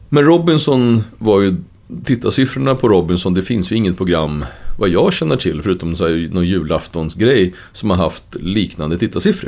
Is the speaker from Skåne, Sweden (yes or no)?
no; Uppsala, Uppsala County, Sweden; vi växte upp i Gottsunda, ett ställe som var ganska rörigt